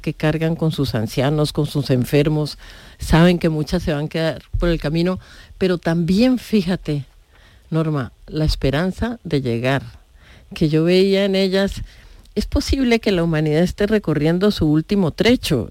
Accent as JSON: {"language": "Spanish", "country": "Colombia", "said": "yo soy colombiana"}